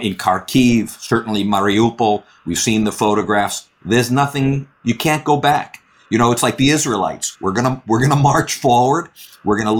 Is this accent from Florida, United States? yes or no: yes; Miami, Florida, United States; I come from Miami